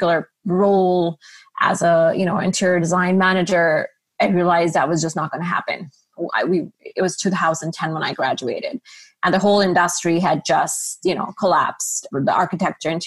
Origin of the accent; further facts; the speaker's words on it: Karachi, Sindh, Pakistan; moved away as an adult; also born or lived in Savannah, Georgia; So I grew up in Karachi, Pakistan